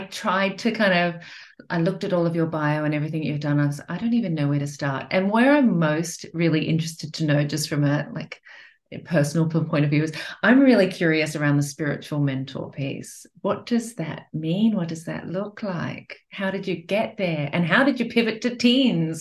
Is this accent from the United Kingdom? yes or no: no; Australia; moved away; also born or lived in Europe / Asia; I'm from Australia and I'm based here now. But I've lived in Europe, I've lived in Asia